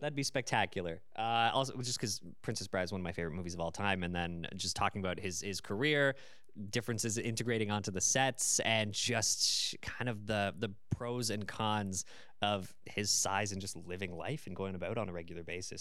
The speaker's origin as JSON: {"language": "English", "town": "London", "region": "Ontario", "country": "Canada", "tie": "born or raised there", "said": "I was born and raised in London, so I'm naturally used to this city"}